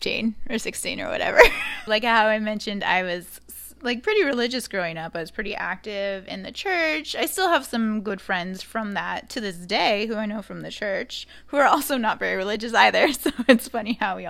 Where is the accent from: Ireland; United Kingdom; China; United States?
United States; Arizona; moved away as an adult; also born or lived in New York City / Chicago; I did spend the first 23 years of my life there